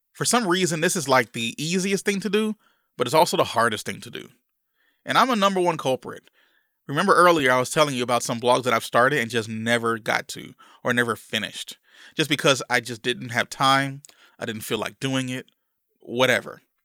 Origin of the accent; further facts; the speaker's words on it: Louisiana, United States; growing up in Louisiana